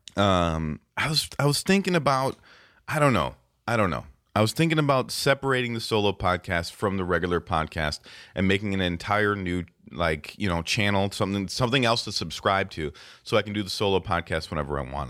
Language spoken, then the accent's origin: English; Racine, Wisconsin, United States; We're from Racine